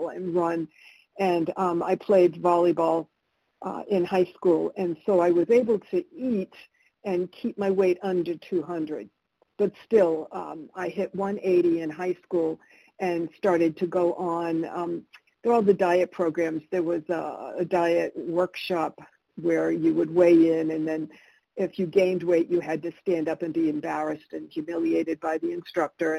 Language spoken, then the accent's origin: English; United States; English is a second language; also born or lived in Argentina; I moved to the United States when I was three, so I consider myself always having lived here